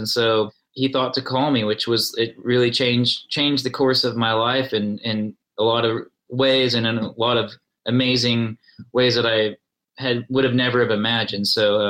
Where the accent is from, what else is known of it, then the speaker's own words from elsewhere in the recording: Tulsa, Oklahoma, United States; It's like growing up in Tulsa, it just feels very familiar.